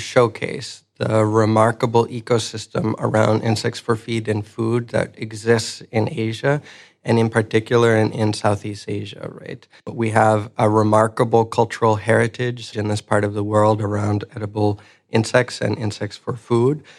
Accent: Ecuador; moved away; I'm originally from Ecuador. Um, I grew up in a, a rural area of Ecuador.

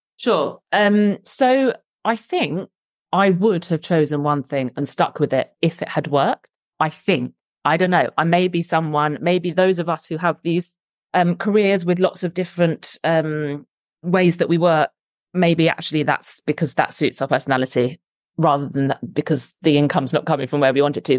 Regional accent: London, United Kingdom; moved away as an adult; now in Somerset, United Kingdom; I moved from London, where I'm from and where all my family live, to Somerset

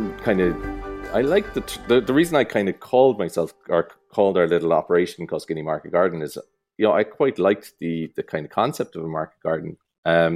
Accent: Crosshaven, Munster, Ireland; also born or lived in United States; I grew up in Crosshaven.

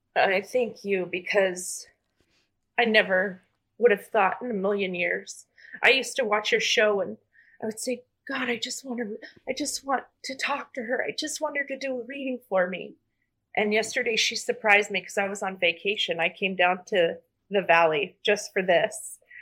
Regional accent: Arizona, United States; I'm from Arizona

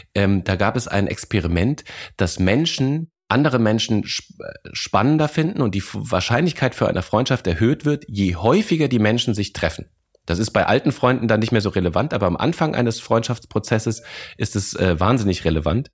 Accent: Lorsch, Hesse, Germany; also born or lived in Bavaria; now in Berlin, Germany; Ich bin in Lorsch groß geworden.

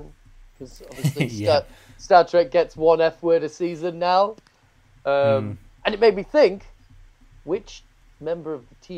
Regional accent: England, United Kingdom; We're English

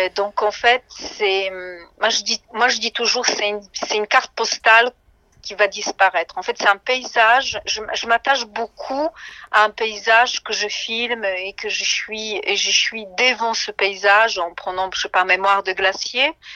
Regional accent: Szczecin, West Pomeranian Voivodeship, Poland; moved away; je suis née à Stettin

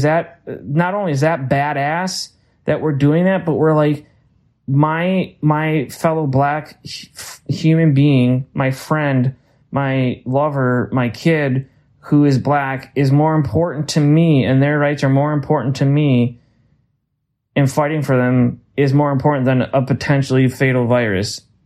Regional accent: Minnesota, United States; And you know that from being a Minnesotan a long time.

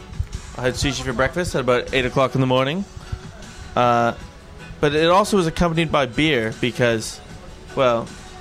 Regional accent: Canada; now in Sydney, Australia; Because I'm from Canada.

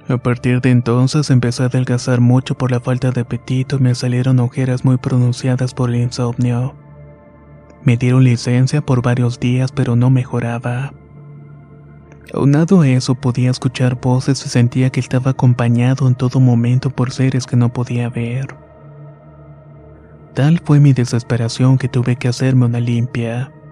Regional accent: Ciudad Juárez, Chihuahua, Mexico; soy oriundo de Ciudad Juárez. Nací y crecí allí y es donde vivo actualmente.

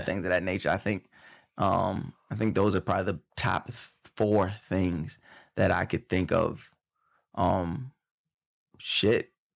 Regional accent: Long Island, New York, United States; I, I grew up on Long Island

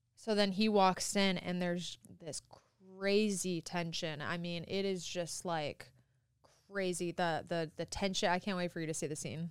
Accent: Midwest, United States; moved away; I'm from the Midwest

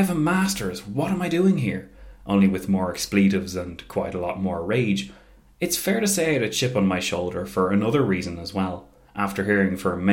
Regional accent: Ireland; as Irish people are aware, Easter, and especially the year 1916, holds a very special place in the pantheon of our national story

